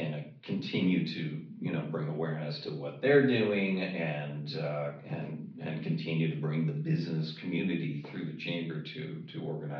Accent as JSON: {"language": "English", "town": "Toronto", "region": "Ontario", "country": "Canada", "tie": "born or raised there", "moved": "yes", "lives_now": "Los Angeles, United States", "said": "So I hail from Toronto, Canada. That's"}